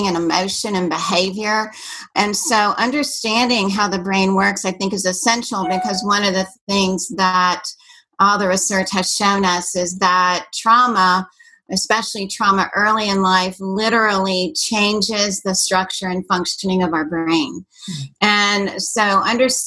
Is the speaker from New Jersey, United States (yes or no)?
no; Washington, District of Columbia, United States; moved away; also born or lived in Fort Worth, Texas; But I grew up in the Washington, D.C. area